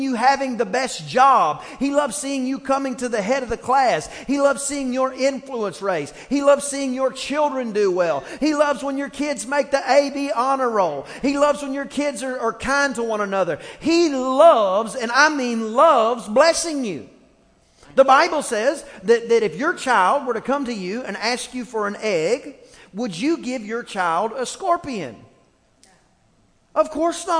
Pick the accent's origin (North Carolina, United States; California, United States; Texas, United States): Texas, United States; East; I grew up in East Texas, and there were two types of music in East Texas.